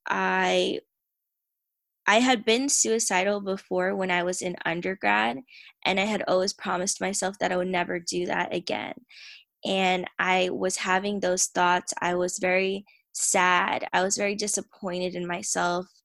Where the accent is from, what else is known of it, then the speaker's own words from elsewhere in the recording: Tampa, Florida, United States; I am from Tampa, Florida